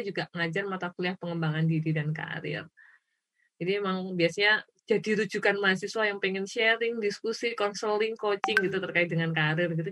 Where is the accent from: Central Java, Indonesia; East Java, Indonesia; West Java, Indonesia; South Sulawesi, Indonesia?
Central Java, Indonesia; Klaten; saya kan lahirnya di Kelaten